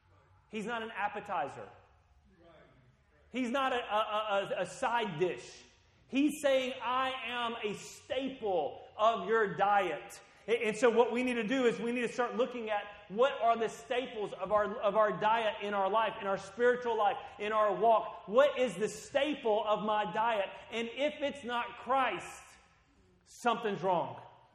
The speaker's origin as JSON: {"language": "English", "country": "Guatemala", "tie": "born or raised there", "said": "When I grew up and lived in Guatemala for part of my life, you know, they had corn tortillas with every meal."}